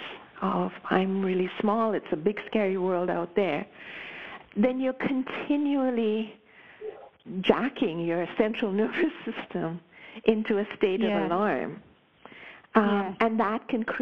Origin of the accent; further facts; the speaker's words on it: Mumbai, Maharashtra, India; moved away as an adult; also born or lived in United States / Pacific Northwest, Canada; now in Canada; I was born and raised in Bombay. I left when I was 21